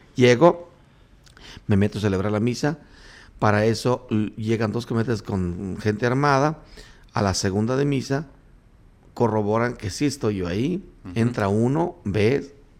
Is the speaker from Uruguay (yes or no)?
no; Pareo, Michoacán, Mexico; Mi pueblo, mi, municipio Tancítaro, tiene policías verdes que cuidan a los aguacateros. Y son, en mi pueblo se llama Pareo